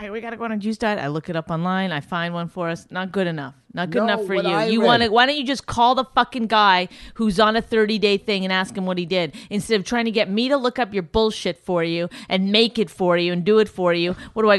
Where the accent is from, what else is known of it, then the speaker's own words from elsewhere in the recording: Canada; accent: Canadian; I can't even do a Canadian accent. I've lost my Canadian accent. I got so good at other accents.